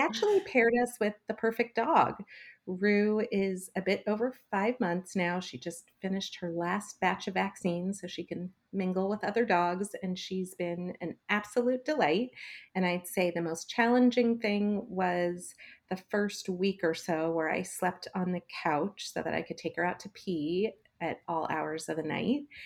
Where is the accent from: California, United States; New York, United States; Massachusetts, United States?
California, United States; Los Angeles; growing up in Los Angeles, we had some pretty unique opportunities